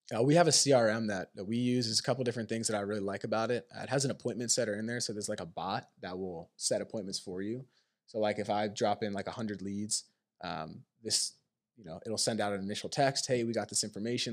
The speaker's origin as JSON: {"language": "English", "region": "Pennsylvania", "country": "United States", "tie": "born or raised there", "also_born_or_lived": "Maine", "moved": "as an adult", "said": "I grew up in Pennsylvania"}